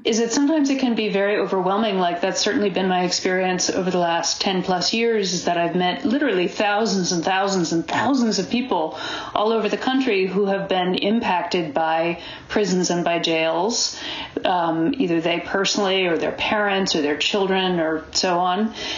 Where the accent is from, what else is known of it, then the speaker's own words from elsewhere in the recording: Boston, Massachusetts, United States; also born or lived in California / Ohio / New York; now in Berkeley, United States; I was raised back east in New England